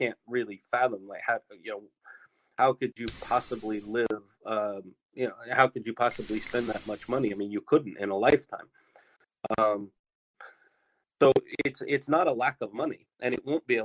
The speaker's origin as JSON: {"language": "English", "country": "United States", "also_born_or_lived": "Hong Kong", "moved": "yes", "lives_now": "Tokyo, Japan", "said": "particularly in my home country, the U.S."}